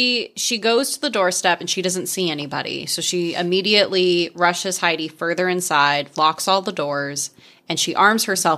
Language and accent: English; Alabama, United States; We're from Alabama. We didn't intermarry enough to keep track of the last names.